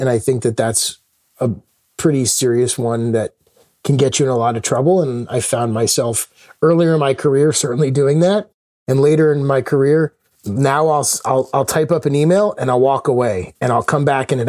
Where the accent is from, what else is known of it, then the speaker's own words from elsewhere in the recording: Connecticut, United States; also born or lived in Minneapolis / Chicago; We moved to Chicago. My brother was born. We then moved around a bunch. You know, my dad had some challenges holding down jobs. So we moved a lot as I was a kid. And then finally ended up in Connecticut, where I grew up for the majority